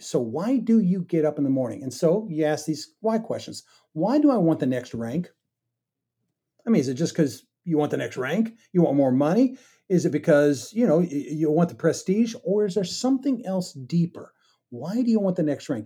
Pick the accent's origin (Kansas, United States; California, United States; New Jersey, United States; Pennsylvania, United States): Kansas, United States; I grew up in Kansas, and, uh, you know, wheat's all around us